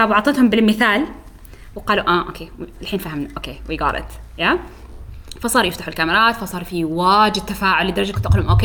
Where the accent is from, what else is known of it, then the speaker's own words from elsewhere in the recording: Syria; ليش لانه لان انا بصفتي سوري